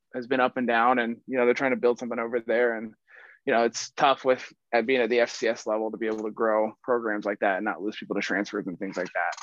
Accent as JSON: {"language": "English", "town": "Atlanta", "region": "Georgia", "country": "United States", "tie": "born or raised there", "said": "I'm from Atlanta, Georgia"}